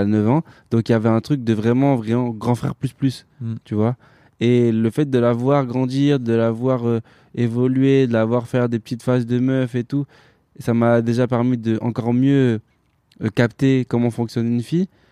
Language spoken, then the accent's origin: French; France; je suis né en France, je suis français avant tout